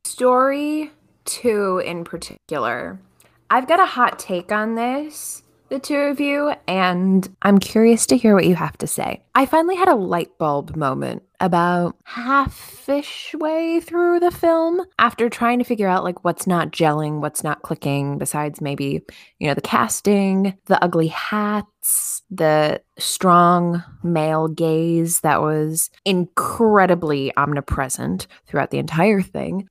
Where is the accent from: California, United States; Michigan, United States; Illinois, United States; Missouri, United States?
Illinois, United States; Chicago; now in East Coast, United States; I was born in Chicago.